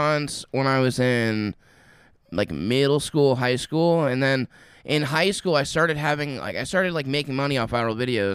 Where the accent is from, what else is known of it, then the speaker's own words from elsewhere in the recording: Indiana, United States; I'm from Indiana